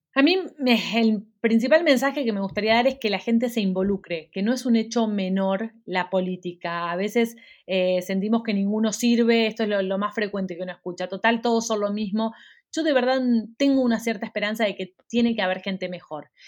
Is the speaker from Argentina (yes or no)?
yes; Argentina; now in Miami, United States; Argentina, que es, mi país de origen